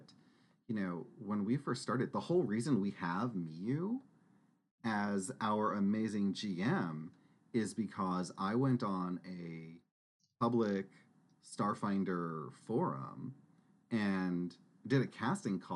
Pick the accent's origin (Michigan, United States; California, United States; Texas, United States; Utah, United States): Texas, United States; we grew up in Texas. Saying "y'all" rolls off the tongue